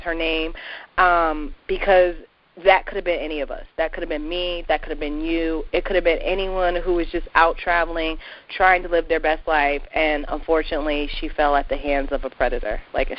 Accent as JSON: {"language": "English", "region": "New England", "country": "United States", "tie": "born or raised there", "said": "I have lived in New England all of my 32 years"}